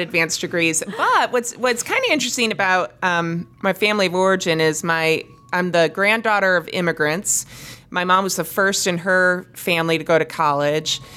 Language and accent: English; East Lansing, Michigan, United States; I grew up in East Lansing, Michigan.